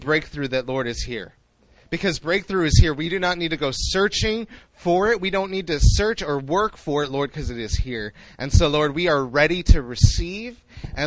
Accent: Chicago, Illinois, United States; moved away as an adult; now in Seoul, South Korea; I was born and raised in Chicago

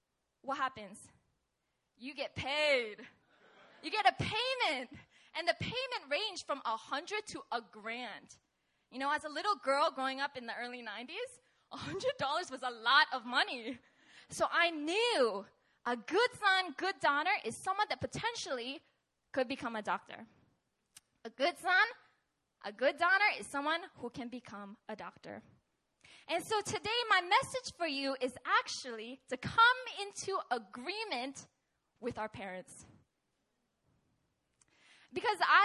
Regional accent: Seattle, Washington, United States; moved away; I'm originally from Seattle, Washington

